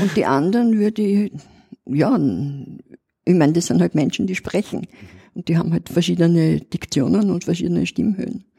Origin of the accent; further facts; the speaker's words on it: Vienna, Austria; accent: Old Viennese dialect; wo ich den Dialekt pflege. Mhm. Den Altwiener Dialekt